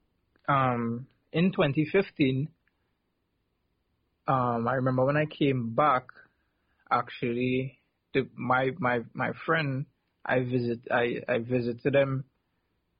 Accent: South Trinidad, Trinidad & Tobago; where I grew up in South Trinidad

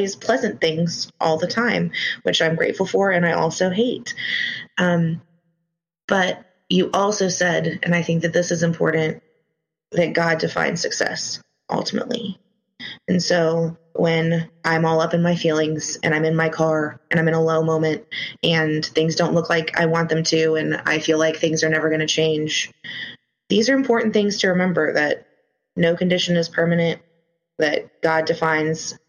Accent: Ghana; Where I grew up in Ghana

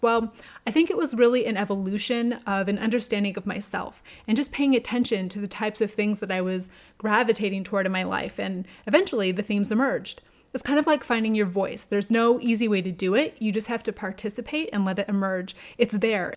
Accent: Albuquerque, New Mexico, United States; I grew up in New Mexico, in Albuquerque

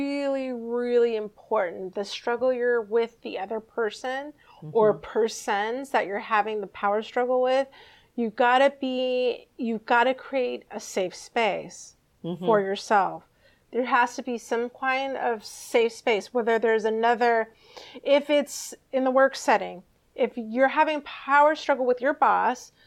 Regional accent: United States; being an American

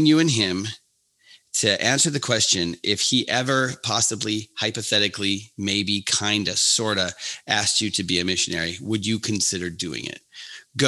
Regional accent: Duluth, Minnesota, United States; also born or lived in Caribbean / International Falls, Minnesota; I grew up in Duluth, Minnesota

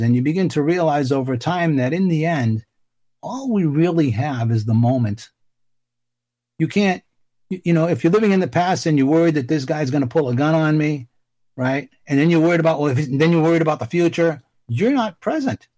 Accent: Boston, Massachusetts, United States; I grew up in Dorchester in Boston, where Marky Mark Wahlberg is from

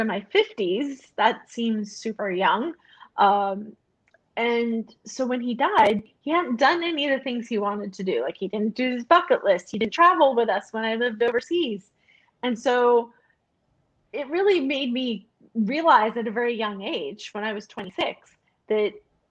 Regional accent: United States; moved away as an adult; I'm American

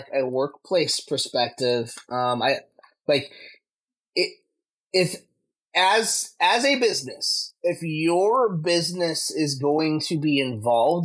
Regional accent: United States; growing up in America

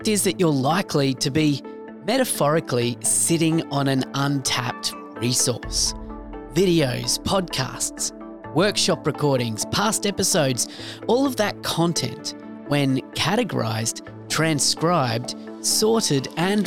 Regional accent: Australia; accent: Aussie; my Aussie accent

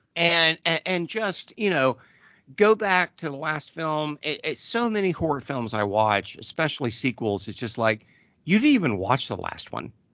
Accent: Southern Ohio, United States; I grew up in Southern Ohio

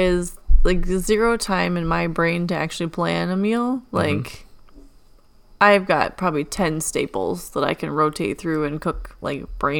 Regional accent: Illinois, United States; I'm from Illinois.

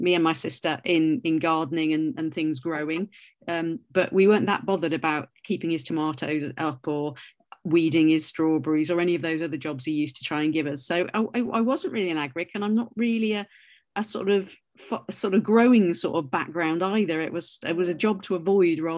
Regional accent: North Wales, United Kingdom; I grew up in Wales, in North Wales, where the rain falls sideways

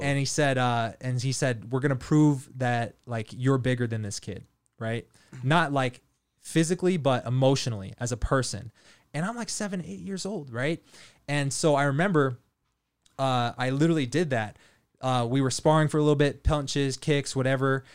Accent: Leavenworth, Kansas, United States; I grew up in Leavenworth, Kansas, military town.

